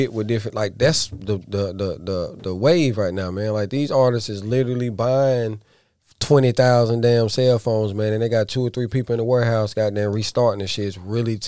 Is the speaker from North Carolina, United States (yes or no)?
yes; Statesville, North Carolina, United States; I'm from Statesville